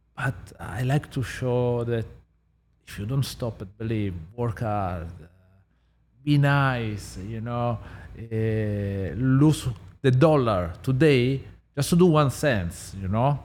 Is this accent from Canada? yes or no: no; Southern Italy, Italy; English is a second language; moved away; I'm from South Italy, so I literally grow in the kitchen with my parents